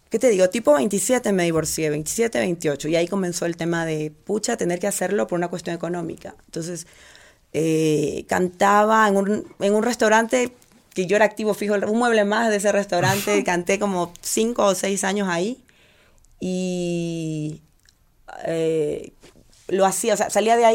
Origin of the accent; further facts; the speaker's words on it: Portoviejo, Manabí, Ecuador; moved away as an adult; now in Quito, Ecuador; Yo eh, soy de Puerto Viejo.